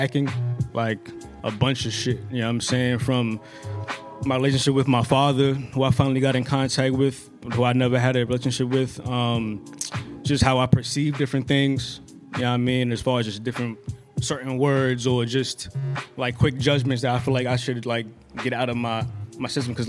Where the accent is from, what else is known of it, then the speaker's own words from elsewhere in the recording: New York City, New York, United States; also born or lived in Brooklyn, New York; I'm from Queens, Far Rock